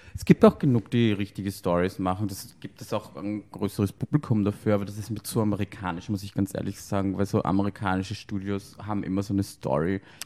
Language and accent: German; Austria; now in Berlin, Germany; ich bin aus Österreich